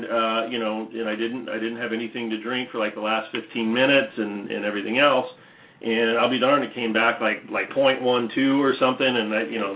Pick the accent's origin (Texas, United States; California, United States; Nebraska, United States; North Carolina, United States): California, United States; Orange County; I was from Orange County